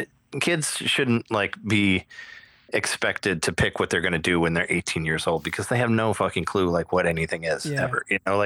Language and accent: English; Morden, Illinois, United States; now in Chicago, United States; I'm from Central Illinois. I grew up in Morden, which is by Peoria.